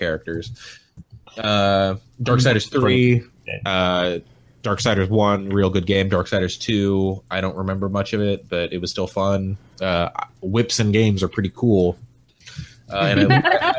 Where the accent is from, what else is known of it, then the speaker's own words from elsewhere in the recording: Pacific Northwest, Oregon, United States; the Pacific Northwest where I'm from